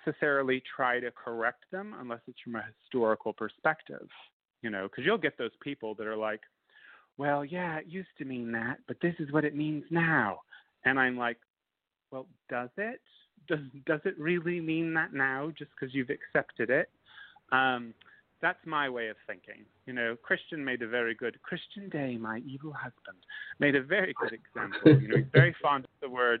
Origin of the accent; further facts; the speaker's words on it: United States; also born or lived in New Orleans, Louisiana; I'm an American.